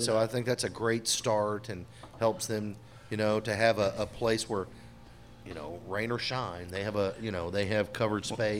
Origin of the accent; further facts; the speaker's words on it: Seattle, Washington, United States; I'm from Seattle.